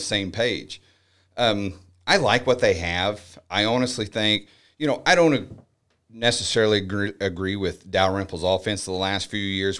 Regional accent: United States; We grew up in El Nor together

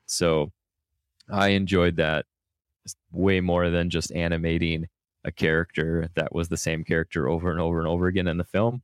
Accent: Minnesota, United States; moved away; I grew up in Minnesota

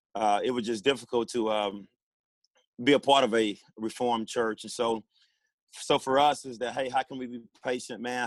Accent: Pine Bluff, Arkansas, United States; born and raised in Pine Bluff, Arkansas.

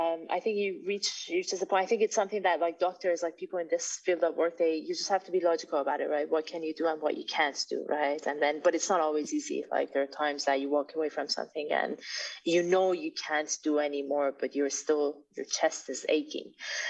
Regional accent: Iran; I mean, I returned to my home country. I was born in Iran, raised partially there, went abroad, and then eventually went back.

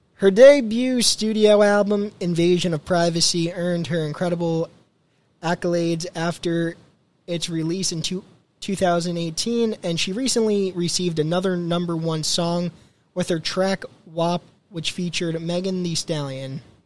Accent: New Jersey, United States; Born and raised in New Jersey.

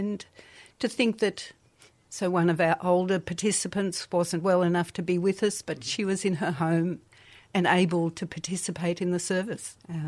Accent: Melbourne, Victoria, Australia; I was born in Melbourne and then with both parents teachers.

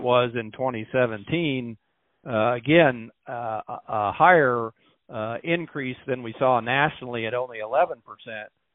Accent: Missouri, United States; moved away as an adult; now in Iowa, United States; I'm from Missouri originally

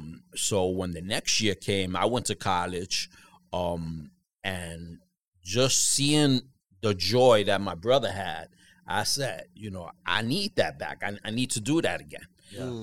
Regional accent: New York City, New York, United States; Yeah, in Harlem. Harlem. Childhood.

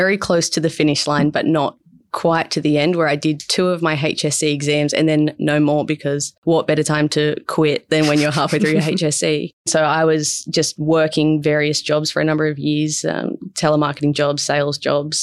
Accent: Berkeley, New South Wales, Australia; I grew up just south of Wollongong in a place called Berkeley

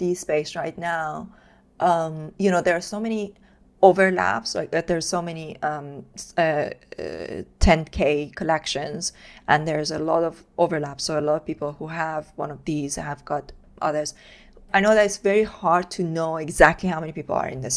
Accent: Iran; moved away as an adult; I was born and brought up in Iran

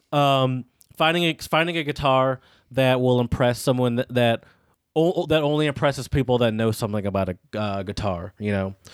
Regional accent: United States; I'm an American

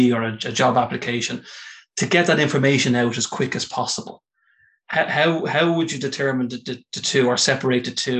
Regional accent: Ireland; as an Irishman

